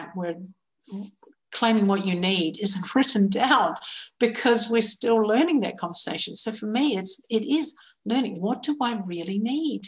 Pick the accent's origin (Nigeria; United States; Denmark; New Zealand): New Zealand; Growing up in New Zealand